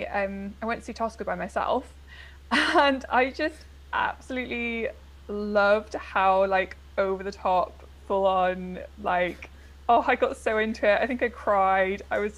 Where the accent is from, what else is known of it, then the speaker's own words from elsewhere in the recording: North East England, United Kingdom; And I'm originally from the Northeast, but as I've just discussed with Ashley, who is from the Northeast, I have lost my accent, which is a great tragedy.